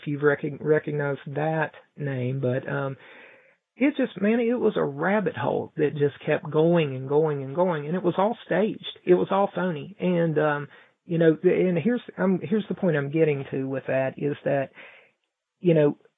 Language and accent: English; Mount Hope, West Virginia, United States; we're a very small town here in Mount Hope